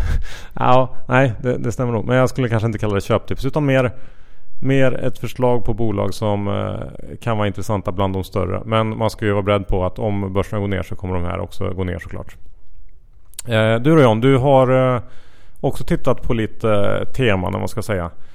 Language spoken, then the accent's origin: Swedish; Sweden; som svensk